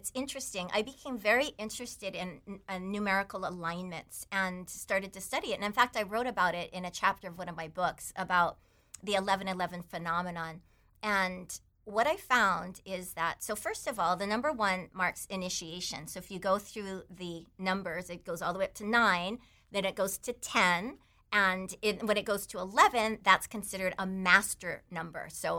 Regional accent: Taiwan; English is a second language; but I grew up in Taiwan with a bunch of Chinese relatives, so I was mostly just this Chinese kid that went to American school. But I spoke Chinese most of my growing up years.

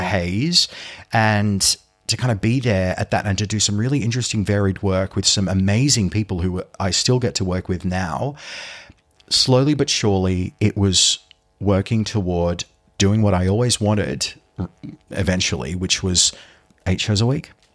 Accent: Sydney, New South Wales, Australia; my hometown. So I'm from Sydney.

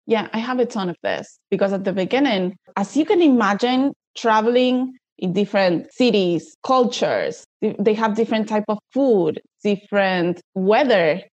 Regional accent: Buenos Aires, Argentina; from Argentina

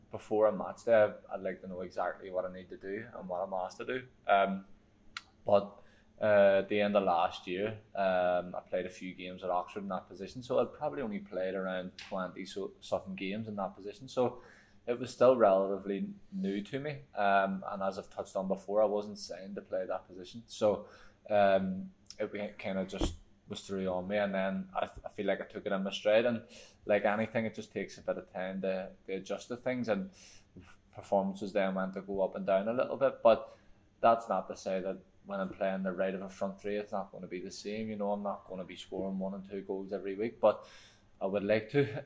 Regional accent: Ireland; I feel like for me because I'm an Irish person, it's probably different for me.

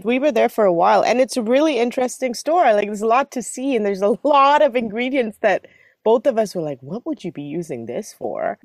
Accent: Singapore; moved away; we grew up with in Singapore

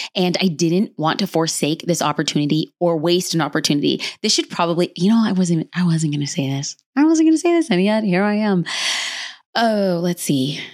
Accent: Los Angeles, California, United States; I was born and raised in Los Angeles

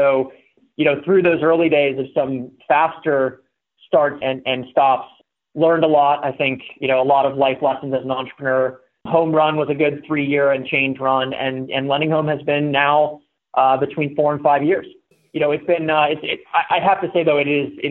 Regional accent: Pittsburgh, Pennsylvania, United States; moved away as an adult; I moved out west from Pittsburgh, where I grew up and went to school in 2007

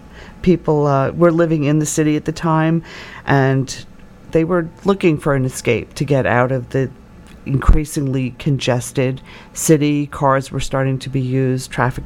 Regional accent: Blauvelt, New York, United States; I grew up in Rockland County in Orangetown, Blauvelt, so I was surrounded by local history growing up

